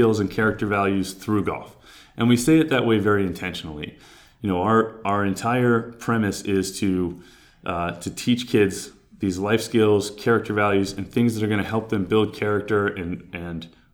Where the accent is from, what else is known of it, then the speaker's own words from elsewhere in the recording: Cape Cod, Massachusetts, United States; moved away as an adult; also born or lived in Georgia / Utah; I grew up on Cape Cod, so I'm from Massachusetts